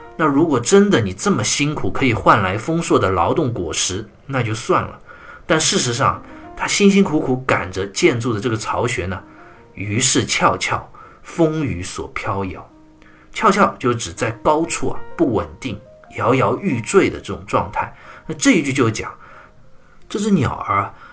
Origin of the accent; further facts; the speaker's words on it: China; 我们中国人有句俗话